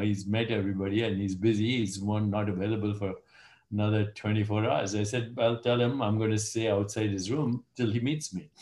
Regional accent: India; moved away; I'm Indian

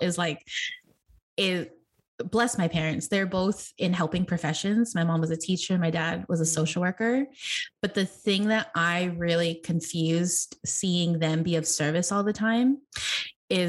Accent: Oahu, Hawaii, United States; now in San Diego, United States; growing up in Hawaii

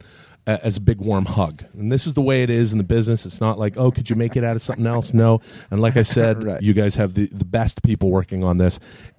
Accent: Ladner, British Columbia, Canada; now in United States; There's an RCMP center near my house where I grew up when I was a kid

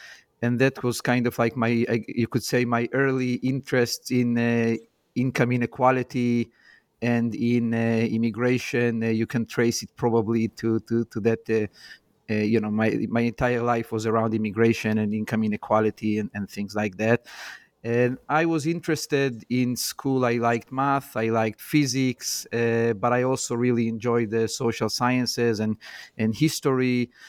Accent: Jerusalem, Jerusalem District, Israel; moved away; So I grew up in Jerusalem, and my mom was an elementary school teacher.

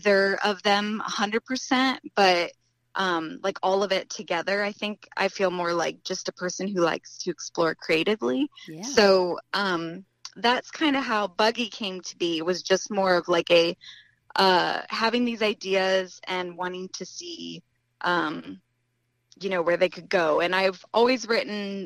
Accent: Ohio, United States; also born or lived in Columbus, Ohio; I'm from Ohio

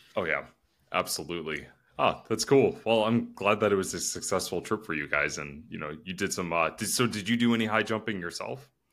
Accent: Northeast Ohio, United States; now in Columbus, United States; I'm still from Northeast Ohio

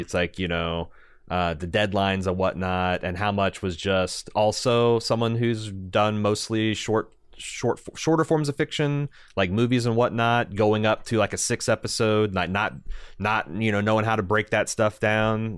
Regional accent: Southern Indiana, United States; our experiences growing up in Southern Indiana

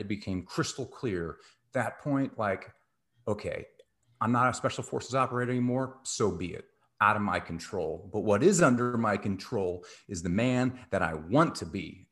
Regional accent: Texas, United States; I grew up in Texas

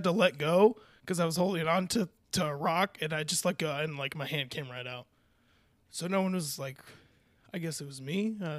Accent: California, United States; I'm from California. We do this kind of stuff all the time.

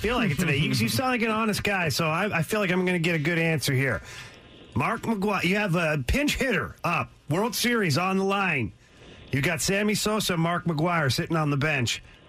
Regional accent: Ottawa, Ontario, Canada; I'm from Canada, originally from Ottawa, Canada, and I grew up

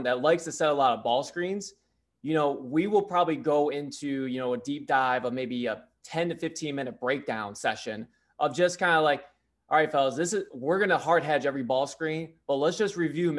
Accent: Brown City, Michigan, United States; moved away as an adult; also born or lived in Southern Maine; now in Maine, United States; I was born and raised in Michigan, went to Brown City

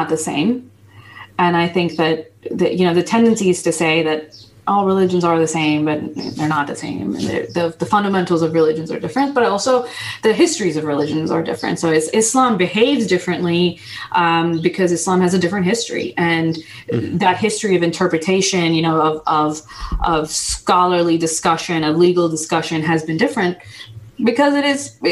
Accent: United States; English is a second language; I wasn't born in the United States, but I was raised in the United States

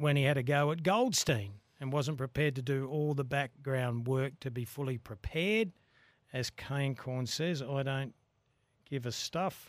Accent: Australia; as an Australian

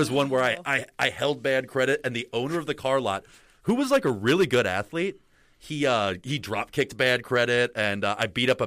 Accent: Colorado, United States; I was the guy from Colorado

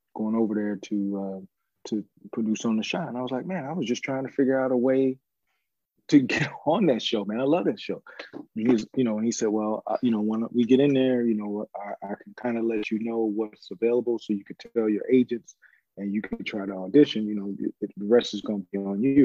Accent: Chicago, Illinois, United States; growing up in Chicago, you know, it was really like it's a working town

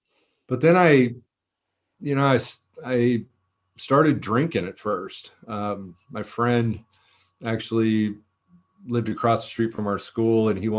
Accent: Danville, California, United States; I was born down here in Southern California, and we moved a lot. And I think this was a big factor in my story. We moved to Northern California.

